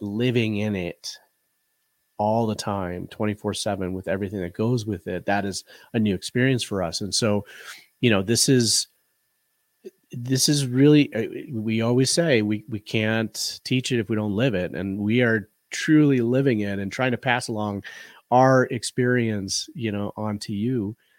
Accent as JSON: {"language": "English", "town": "Chicago", "region": "Illinois", "country": "United States", "tie": "born or raised there", "moved": "as an adult", "lives_now": "western Colorado, United States", "said": "we both were born and bred in the Chicagoland area and lived the majority of our lives there"}